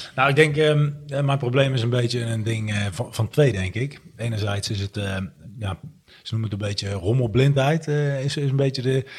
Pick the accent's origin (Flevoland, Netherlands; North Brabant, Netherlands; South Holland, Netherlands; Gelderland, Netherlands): North Brabant, Netherlands; Breda; Ik kom uit Breda